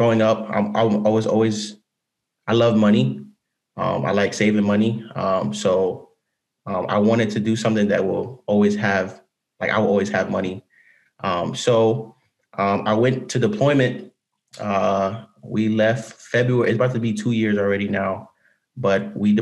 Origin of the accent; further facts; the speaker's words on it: Cleveland, Ohio, United States; moved away as an adult; I'm from Cleveland, Ohio. I graduated high school in like around May of 2018.